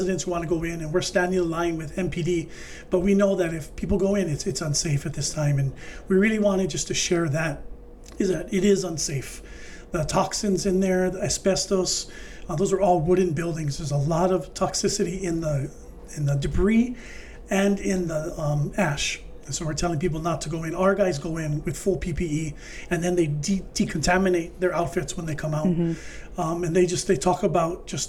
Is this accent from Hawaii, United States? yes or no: yes; Maui, Hawaii, United States; I grew up on Maui